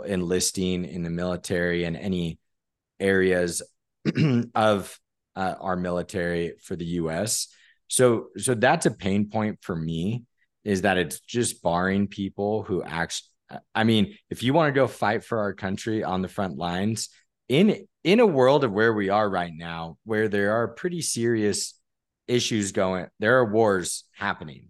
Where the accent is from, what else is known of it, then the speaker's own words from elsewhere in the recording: San Diego, California, United States; I'm from San Diego